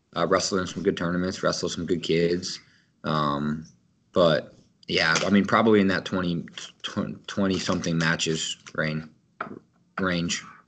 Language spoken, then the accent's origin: English; Kansas, United States; growing up in Kansas